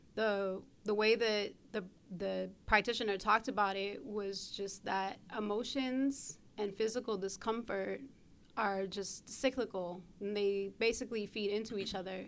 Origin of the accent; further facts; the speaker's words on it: Brooklyn, New York, United States; I grew up on the East Coast in Brooklyn